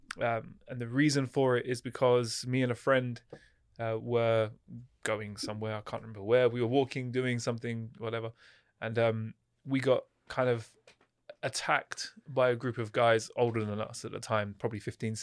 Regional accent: East of England, United Kingdom; I grew up just outside of London in Hertfordshire, which is, again, similar to Oxfordshire.

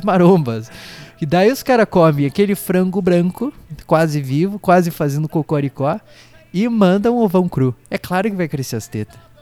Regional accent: Brazil; a gente é brasileiro

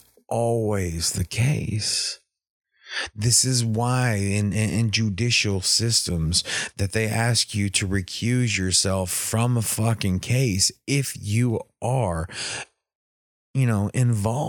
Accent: East Texas, United States; I'm from East Texas

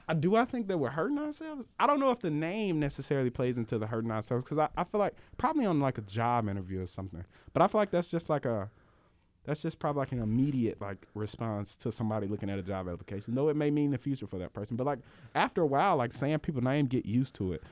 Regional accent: Mississippi, United States; I'm from Mississippi

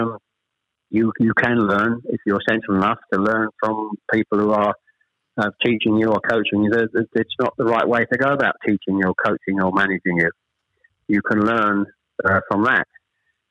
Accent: Chelmsford, East of England, United Kingdom; also born or lived in Ashton-under-Lyne / Manchester; We actually moved south to Chelmsford when I was... Probably I was the eldest of three when I was probably about seven or eight

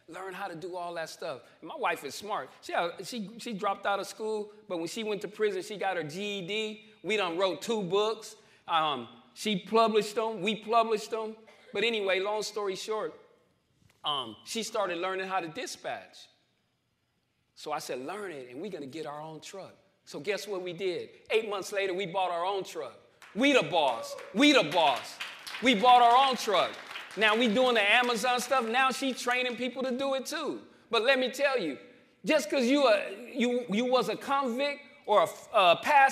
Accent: Winslow, Arizona, United States; moved away as an adult; also born or lived in Phoenix, Arizona; through my hometown

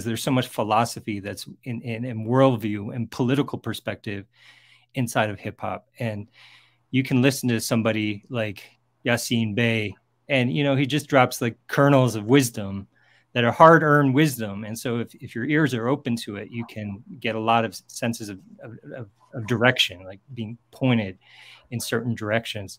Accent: California, United States; I'm from California. So I did my undergrad and grad in California.

